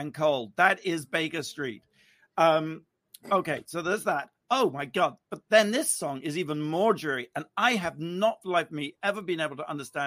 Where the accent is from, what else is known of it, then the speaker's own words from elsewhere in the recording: United Kingdom; moved away as an adult; now in California, United States; being British, You know, you grow up in gray skies and rainy weather